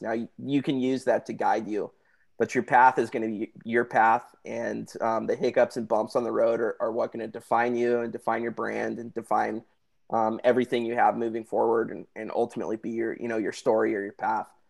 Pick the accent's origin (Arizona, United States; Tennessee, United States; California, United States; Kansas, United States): California, United States; Santa Barbara; moved away as an adult; now in San Diego, United States; I was born and raised in Santa Barbara, California